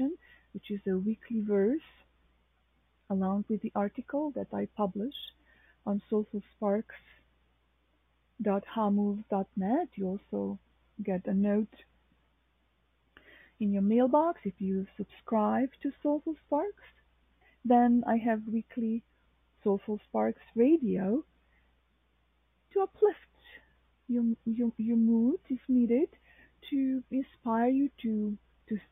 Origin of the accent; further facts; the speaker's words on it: Novo Mesto, Southeast Slovenia, Slovenia; now in New York City, United States; my hometown, which is Novo Mesto